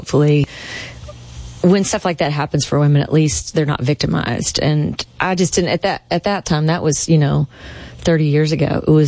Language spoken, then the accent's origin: English; Midwest, United States; I grew up in the Midwest